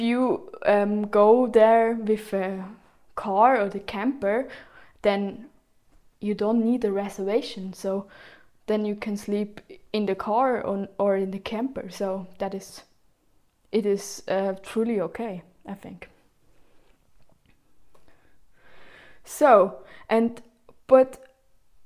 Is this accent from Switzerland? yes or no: yes; Switzerland; I'm from Switzerland